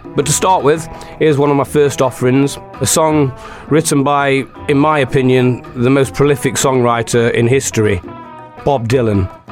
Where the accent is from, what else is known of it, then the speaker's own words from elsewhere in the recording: Mansfield, East Midlands, United Kingdom; I'm a busker from Mansfield